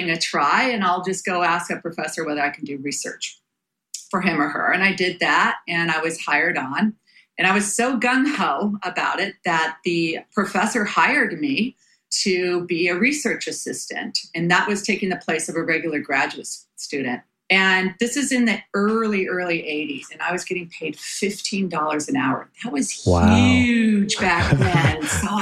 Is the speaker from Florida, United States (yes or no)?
no; Bay Area, California, United States; I was born and raised in the Bay Area